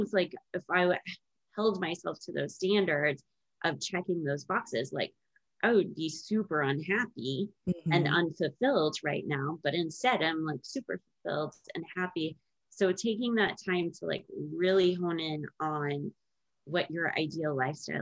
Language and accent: English; United States; being an American since I was born here